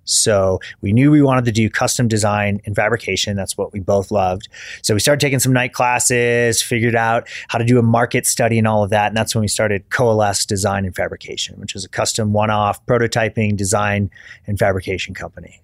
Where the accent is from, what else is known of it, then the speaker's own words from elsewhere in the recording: Kalamazoo, Michigan, United States; moved away as an adult; also born or lived in Dayton, Ohio; I grew up in Michigan, uh, kind of a rural part of Michigan outside of Kalamazoo